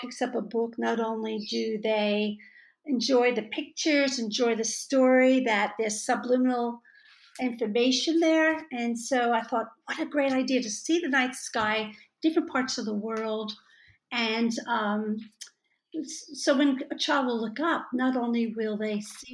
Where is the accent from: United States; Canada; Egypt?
United States; New Jersey; moved away as an adult; now in Australia; I grew up outside New Jersey